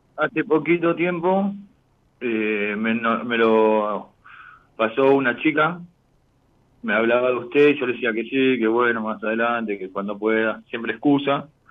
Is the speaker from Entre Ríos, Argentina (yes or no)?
yes; Gualeguay, Entre Ríos, Argentina; moved away as an adult; also born or lived in west zone of Buenos Aires; now in Buenos Aires, Argentina; de Entre Ríos, pero actualmente estoy viviendo en zona oeste de Buenos Aires.